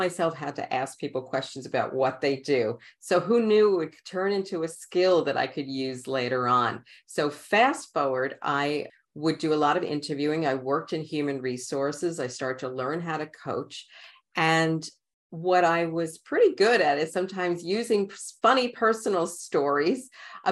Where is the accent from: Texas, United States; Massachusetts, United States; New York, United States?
New York, United States; New York City; accent: Queens; also born or lived in Brooklyn; I am born in Brooklyn and raised in Queens